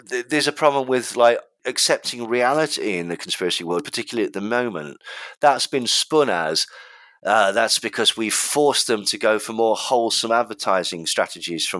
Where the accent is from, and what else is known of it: England, United Kingdom